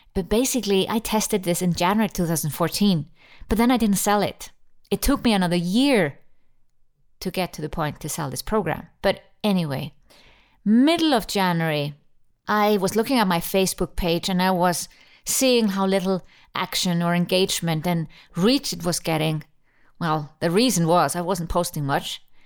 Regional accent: Iceland; born or raised there; now in Switzerland

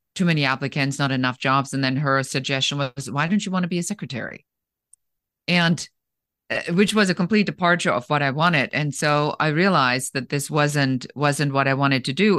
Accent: Germany; moved away; I was born in Germany

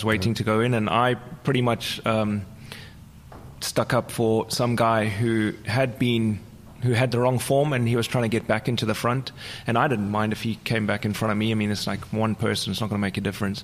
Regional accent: South Africa; first language English; moved away; also born or lived in Amsterdam; I'm from South Africa, so I know what corruption's about.

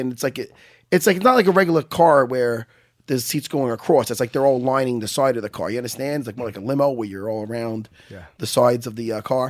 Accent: Long Island, New York, United States; So I'm like, yeah, we're from Long Island

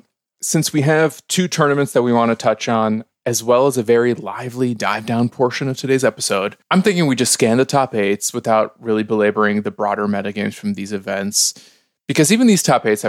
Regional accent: Skokie, Illinois, United States; the New York Times told me that I grew up in Skokie, Illinois

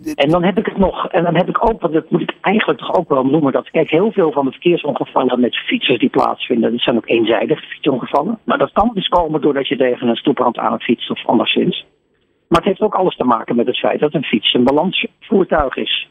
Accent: Netherlands; wij kennen als Nederlander

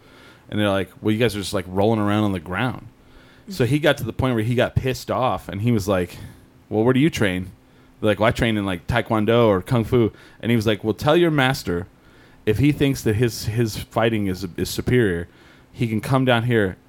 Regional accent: Clovis, New Mexico, United States; I'm from Clovis

